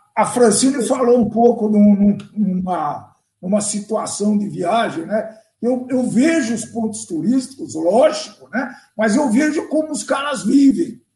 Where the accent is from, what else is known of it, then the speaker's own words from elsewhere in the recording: Brazil; eu sou brasileiro